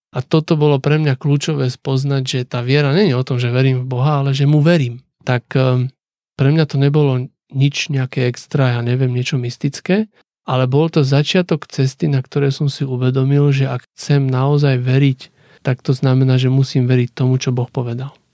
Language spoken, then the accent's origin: Slovak; Slovakia; Ja, že zo Slovenska